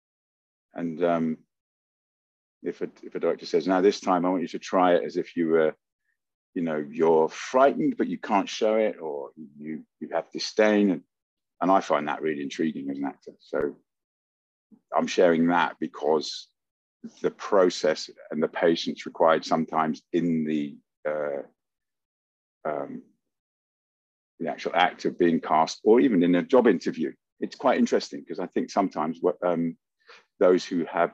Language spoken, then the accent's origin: English; Luton, East of England, United Kingdom; also born or lived in Oundle, England; I grew up in Luton, but I had to go to school in a little village in England called Oundle when I was 4 and a half.